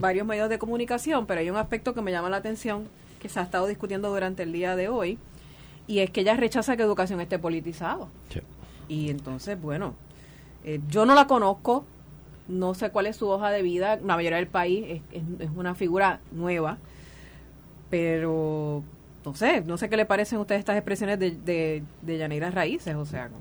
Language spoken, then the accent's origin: Spanish; Puerto Rico; yo como puertorriqueña